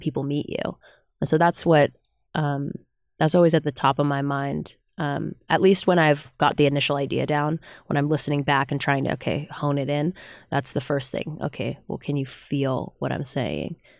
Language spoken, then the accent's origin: English; Bay Area, California, United States; now in Los Angeles, United States; I'm from the Bay Area of California originally